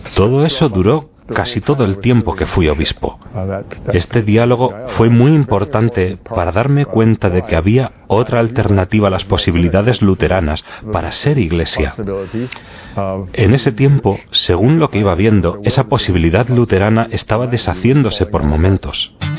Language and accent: Spanish; Milwaukee, Wisconsin, United States; Spanish is a second language; moved away as an adult; also born or lived in Green Bay, Wisconsin / Kenosha, Wisconsin / Minnesota / Strasbourg, France; Yo nací en Wisconsin, Milwaukee, en 1940